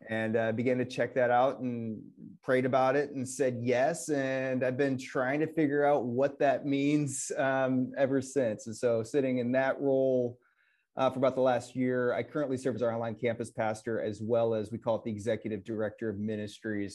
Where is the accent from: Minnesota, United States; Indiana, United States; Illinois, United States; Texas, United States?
Illinois, United States; Northwest; now in Wisconsin, United States; I grew up in Northwest Illinois, and so I am everyone's favorite Bears fan in Wisconsin